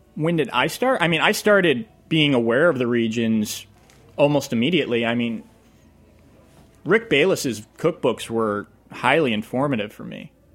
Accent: Leominster, Massachusetts, United States; I grew up in Leominster, Massachusetts

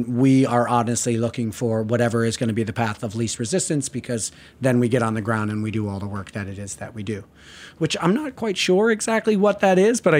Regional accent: New Jersey, United States; moved away; also born or lived in New York; As I said, I was here for 15 years, and I'm originally from Jersey.

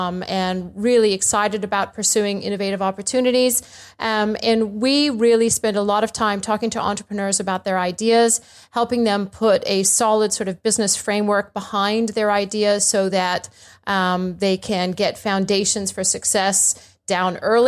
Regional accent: India; also born or lived in Bangladesh / Afghanistan / Kuwait; But my dad was an American diplomat, so I was born in Bangladesh, and I grew up in India and Afghanistan and Kuwait and all over the show.

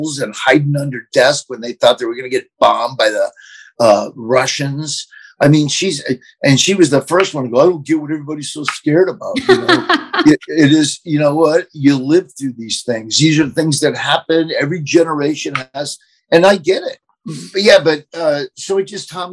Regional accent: Florida, United States; accent: Southern; also born or lived in Nebraska; now in Lincoln, United States; I grew up in Florida, which is the South

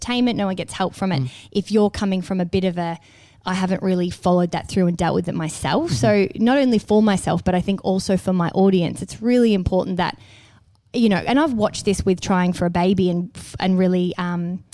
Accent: Melbourne, Victoria, Australia; moved away; Melbourne back as my hometown

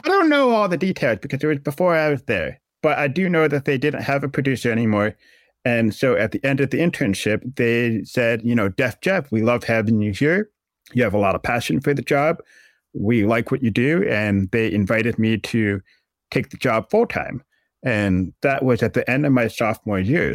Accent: Massachusetts, United States; moved away as an adult; also born or lived in Acton, Massachusetts; now in Syracuse, United States; I grew up in Massachusetts

